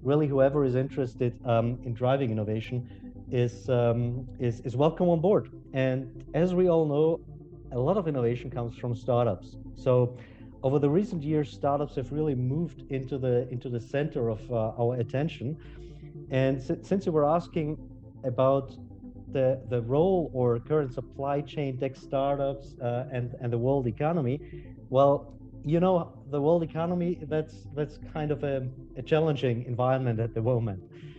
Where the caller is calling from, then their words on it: France; I'm Zooming in from France.